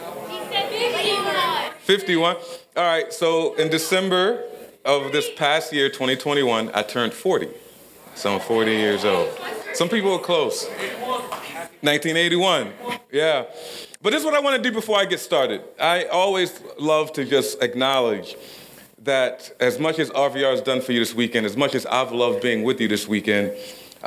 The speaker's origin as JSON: {"language": "English", "town": "Baltimore", "region": "Maryland", "country": "United States", "tie": "born or raised there", "said": "I grew up in South Baltimore in a pretty poor neighborhood, something they call a project."}